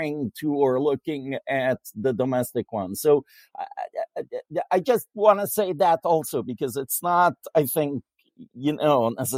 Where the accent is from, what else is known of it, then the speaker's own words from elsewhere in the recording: Israel; moved away; I come from Israel